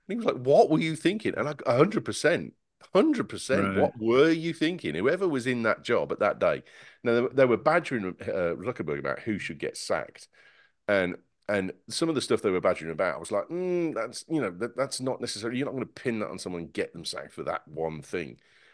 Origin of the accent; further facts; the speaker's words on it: Singapore; now in United States; I'm still from Singapore. I was from Singapore 10 minutes ago, and I'm still from Singapore now.